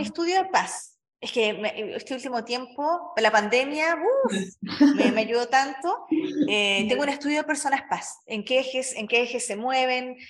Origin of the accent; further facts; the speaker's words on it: Chile; now in Mexico; Yo vivo en México, soy chilena, pero vivo en México